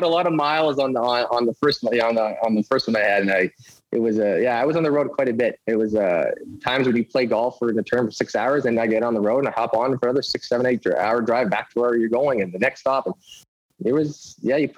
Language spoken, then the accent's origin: English; Winnipeg, Manitoba, Canada; also born or lived in Las Vegas / Scottsdale; I'm born and raised in Winnipeg